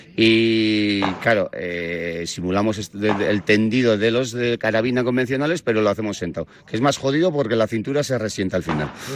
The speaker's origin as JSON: {"language": "Spanish", "town": "Ondarroa", "region": "Basque Country", "country": "Spain", "tie": "born or raised there", "said": "soy de Ondarroa, un pueblo pequeño, tenía por ahí el monte, vertederos, latas de tomate"}